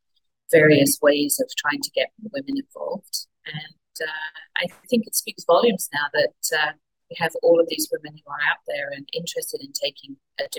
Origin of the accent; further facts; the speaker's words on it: Wimbledon, London, United Kingdom; moved away as an adult; now in British Columbia, Canada; I grew up in Wimbledon